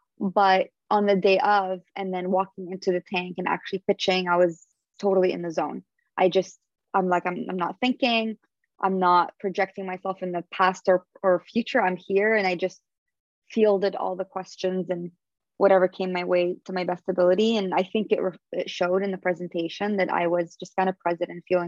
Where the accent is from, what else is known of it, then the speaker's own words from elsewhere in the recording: Canada; And we have like a special connection also, just both being Canadian and him being half Lebanese.